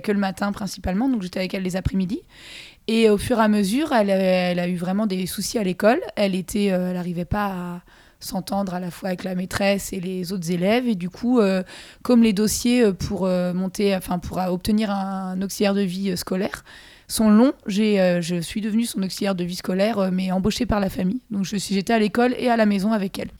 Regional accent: Saint-Brevin-les-Pins, Pays de la Loire, France; moved away as an adult; now in Rennes, France; Je viens de Saint-Brévin-les-Pins Loire-Atlantique. Petite ah. bourgade près de la mer.

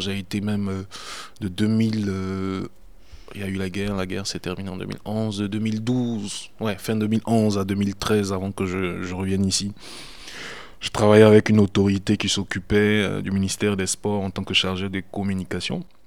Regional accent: Côte d’Ivoire; moved away as an adult; also born or lived in Italy; now in France; Je suis parti de la Côte d'Ivoire en 2001 pour des raisons d'études. J'ai atterri en Italie où je suis resté 10 ans, 11 ans presque.

